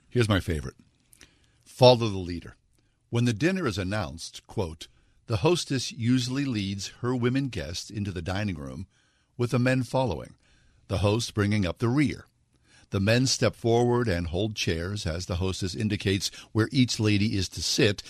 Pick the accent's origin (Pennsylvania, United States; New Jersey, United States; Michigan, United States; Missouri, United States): Pennsylvania, United States; Swissvale; moved away; also born or lived in New York City; as a young kid growing up in Swissvale